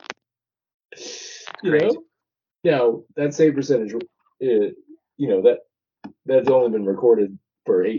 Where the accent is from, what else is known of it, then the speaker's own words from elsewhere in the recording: Toronto, Ontario, Canada; growing up in Toronto